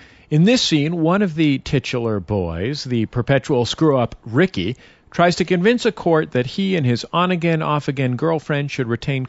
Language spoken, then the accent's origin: English; San Francisco, California, United States; now in Los Angeles, United States; I'm here in Los Angeles, and I'm from San Francisco